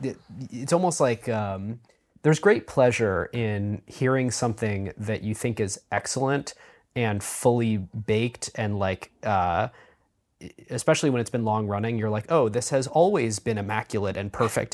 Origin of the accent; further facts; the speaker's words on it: Cleveland, Ohio, United States; I'm from Cleveland